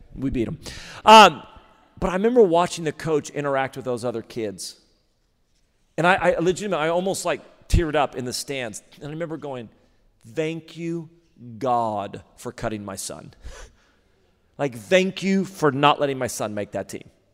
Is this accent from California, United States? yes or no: yes; Redding, California, United States; moved away as an adult; now in Sacramento, United States; I grew up in Reading